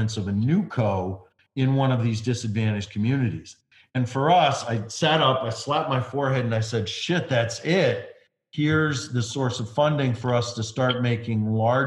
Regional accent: Detroit, Michigan, United States; moved away as an adult; now in Washington, D.C., United States; my hometown congressman from Detroit, John Conyers Jr.

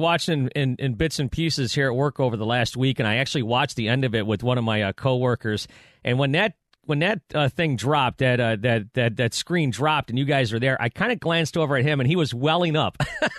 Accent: Buffalo, New York, United States; moved away as an adult; now in Detroit, United States; I grew up in Buffalo, started my radio career in Buffalo, and then I've been here for the past 26 years in Detroit.

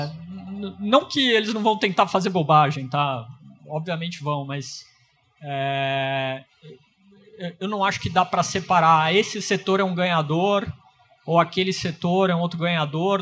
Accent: Brazil; enquanto brasileiro

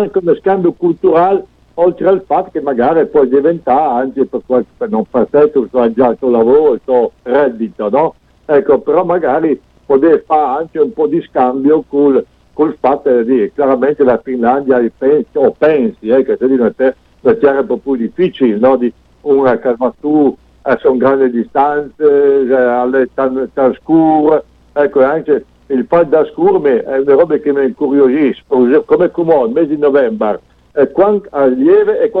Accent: Friuli-Venezia Giulia, Italy; io che sono di Furo, no? però mi piace il monte

